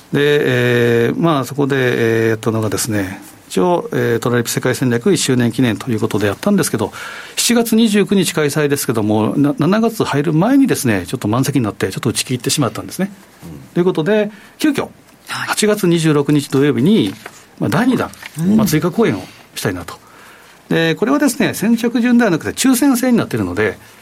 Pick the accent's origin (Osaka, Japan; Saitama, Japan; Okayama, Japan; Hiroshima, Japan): Osaka, Japan; 私も生まれ育ち大阪なんですけ